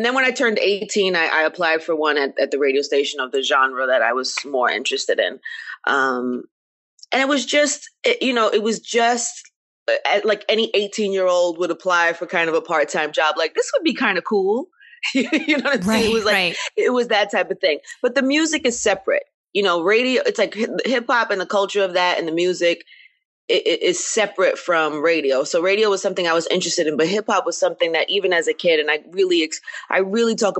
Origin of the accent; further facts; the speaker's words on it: New York, United States; growing up in New York